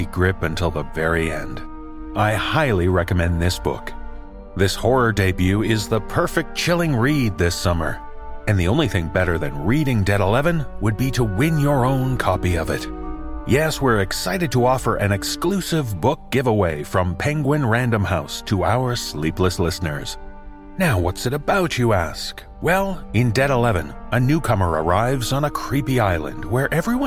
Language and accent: English; Canada; as a Canadian